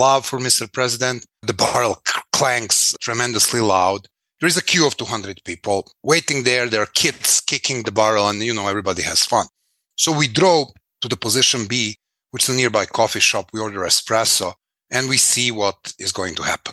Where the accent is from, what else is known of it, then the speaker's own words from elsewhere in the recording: Belgrade, Serbia; I was born in Belgrade, 1973